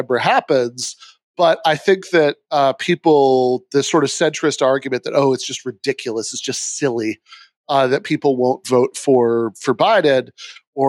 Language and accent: English; Michigan, United States; my home state of Michigan